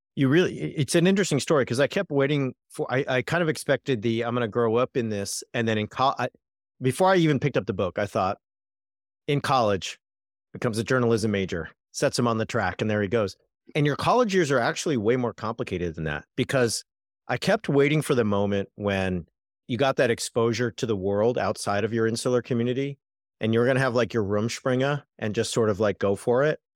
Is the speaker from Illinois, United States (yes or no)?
no; Southern California, United States; I grew up in Southern California